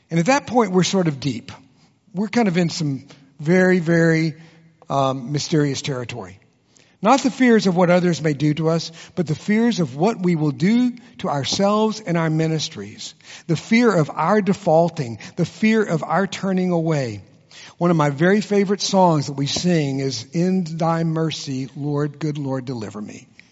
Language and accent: English; Texas, United States; I was born and raised in Texas, and I can be as competitive as any Texan in the room.